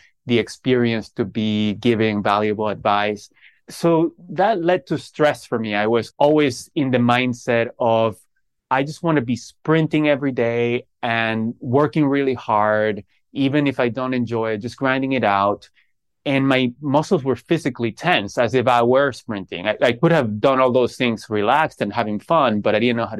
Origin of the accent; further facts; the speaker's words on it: Caracas, Capital District, Venezuela; I grew up in Caracas, Venezuela